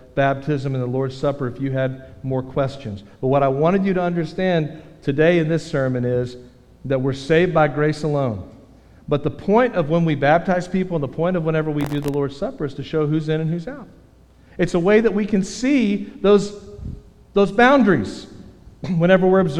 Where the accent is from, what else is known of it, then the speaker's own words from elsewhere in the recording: Texas, United States; I'm a Texan